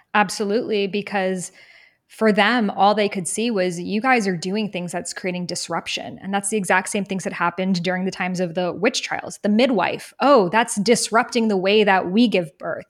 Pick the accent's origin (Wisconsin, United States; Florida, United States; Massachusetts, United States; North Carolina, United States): Massachusetts, United States; Boston; I grew up in Boston, really near Salem, Massachusetts